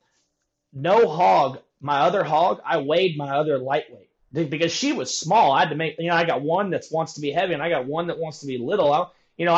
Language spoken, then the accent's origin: English; Napa, California, United States; growing up in Napa